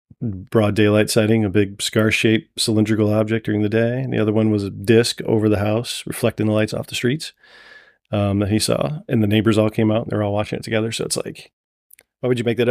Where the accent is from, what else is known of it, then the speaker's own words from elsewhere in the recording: Toledo, Ohio, United States; grew up in the south side of Toledo.